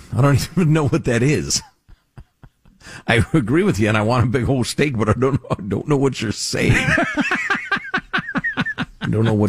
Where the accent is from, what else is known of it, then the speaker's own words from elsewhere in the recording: United States; I'm an American.